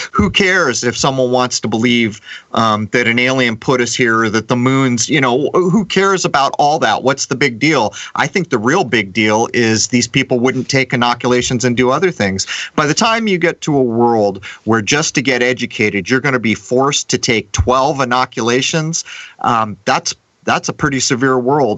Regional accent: San Diego, California, United States; moved away as an adult; growing up in San Diego

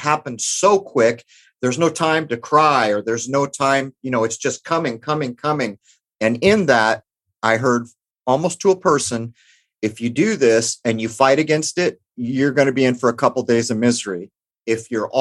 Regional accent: San Diego, California, United States; where I grew up in San Diego, and the time that I grew up in East County

